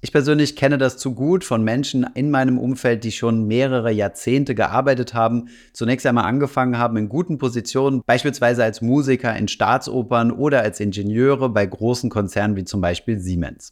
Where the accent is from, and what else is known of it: Germany